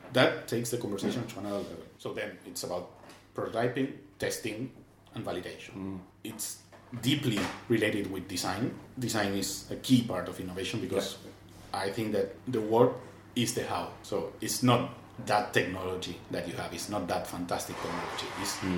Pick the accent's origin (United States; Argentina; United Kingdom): Argentina; moved away as an adult; now in Barcelona, Spain; I'm from Argentina